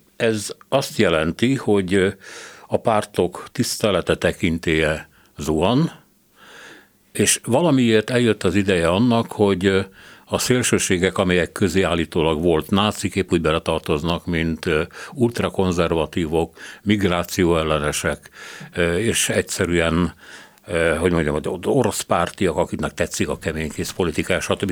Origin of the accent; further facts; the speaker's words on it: Hungary; mi nem szovjet szellemben nőttünk föl, mert azért a kádári egy kicsit más volt, mint az NDK